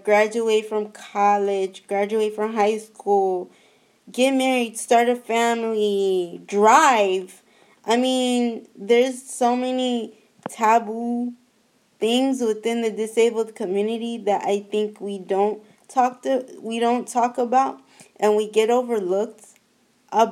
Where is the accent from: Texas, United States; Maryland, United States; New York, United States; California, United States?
California, United States; San Francisco; I am from San Francisco, the Bay Area. I was born and raised there